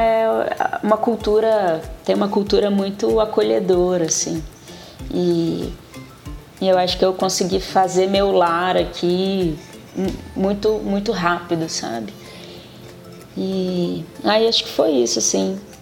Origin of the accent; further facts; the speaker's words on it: Vitória, Espírito Santo, Brazil; moved away as an adult; now in Belo Horizonte, Brazil; Quando eu saí de Vitória